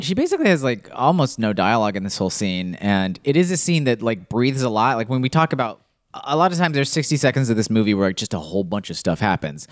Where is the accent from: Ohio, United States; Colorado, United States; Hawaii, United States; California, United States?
Colorado, United States; near Boulder; my hometown